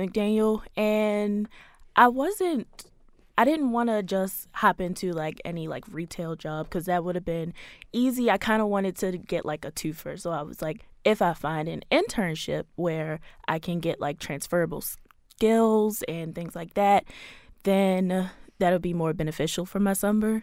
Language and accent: English; Baltimore, Maryland, United States; I was born here in Baltimore, raised here in Baltimore, so I've been here all my life